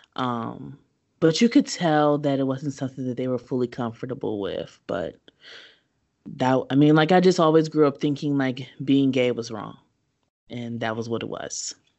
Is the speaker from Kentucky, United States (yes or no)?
yes; Kentucky, United States; As a child, I grew up in Kentucky.